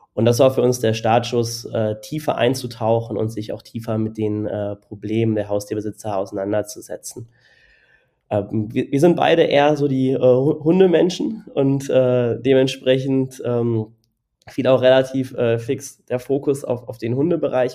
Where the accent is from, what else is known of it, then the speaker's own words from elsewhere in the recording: Cologne, North Rhine-Westphalia, Germany; now in Berlin, Germany; Ich komme ursprünglich aus Köln